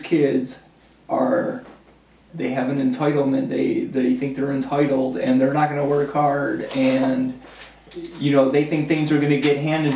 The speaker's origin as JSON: {"language": "English", "town": "Cleveland", "region": "Ohio", "country": "United States", "tie": "born or raised there", "said": "I came from Cleveland Public Schools. I went to Collinwood High School."}